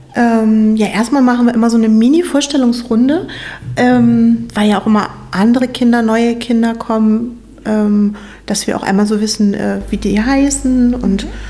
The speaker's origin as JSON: {"language": "German", "town": "Meilsdorf", "region": "Schleswig-Holstein", "country": "Germany", "tie": "born or raised there", "said": "Ich komme ursprünglich auch aus Meilsdorf, also bin schon mein ganzes Leben hier in der Gemeinde, bin hier aufgewachsen."}